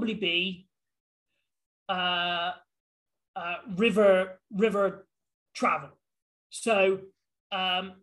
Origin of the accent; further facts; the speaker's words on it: Hereford, West Midlands, United Kingdom; moved away as an adult; also born or lived in Rugby / London; now in Brazil; when I was around about 1 or 2 years old, we moved back to my parents' hometown, which is Hereford, which is right on the border of Wales